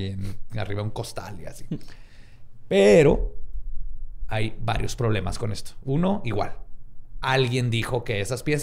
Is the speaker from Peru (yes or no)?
no; Mexico; como mexicanos